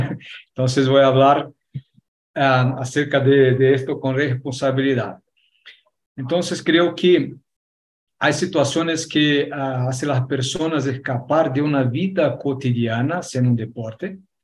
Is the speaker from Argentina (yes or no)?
yes; Argentina; accent: Argentine; mi acento es un acento argentino